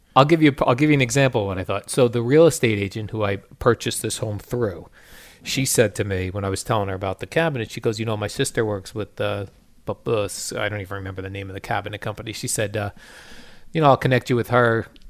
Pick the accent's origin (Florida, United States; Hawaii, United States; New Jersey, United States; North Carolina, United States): New Jersey, United States; Colonia; I grew up in Colonia, all near Edison.